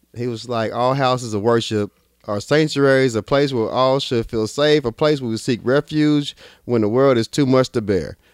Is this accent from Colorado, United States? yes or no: no; New York City, New York, United States; I'm from Brooklyn